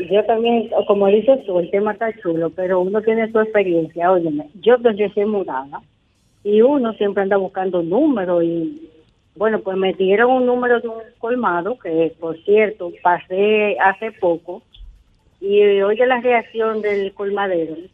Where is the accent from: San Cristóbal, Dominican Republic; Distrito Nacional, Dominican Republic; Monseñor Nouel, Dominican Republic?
San Cristóbal, Dominican Republic; Les cuento que yo soy de pueblo, yo soy de San Cristóbal, y en mi caso, el colmadero sigue parte de la familia